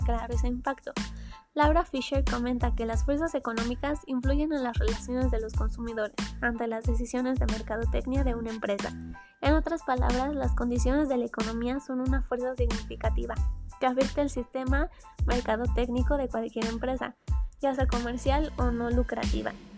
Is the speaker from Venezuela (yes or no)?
no; Mexico; aquí en México para que nosotros como mexicanos viéramos